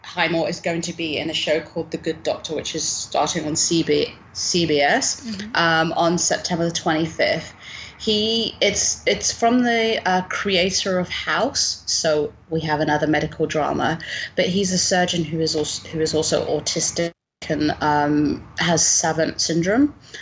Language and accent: English; United Kingdom; as a Brit